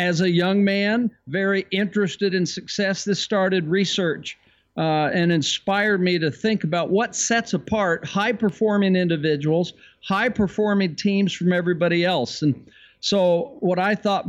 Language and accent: English; San Francisco Bay Area, California, United States; I was raised in the San Francisco Bay Area.